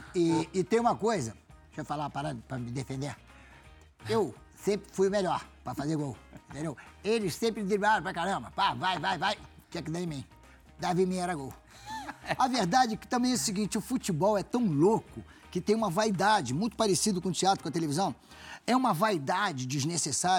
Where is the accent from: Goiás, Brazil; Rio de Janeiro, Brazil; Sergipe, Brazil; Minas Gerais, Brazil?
Rio de Janeiro, Brazil; eu nasci ali em São Cristóvão. Então, minha infância foi dentro do Vasco